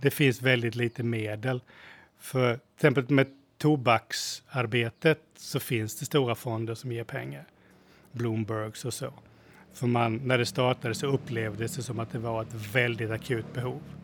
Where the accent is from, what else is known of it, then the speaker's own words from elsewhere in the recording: Sweden; now in Thailand; som svenskar